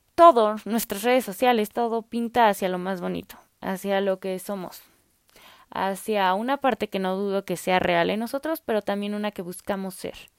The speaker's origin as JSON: {"language": "Spanish", "country": "Mexico", "said": "yo soy mexicana"}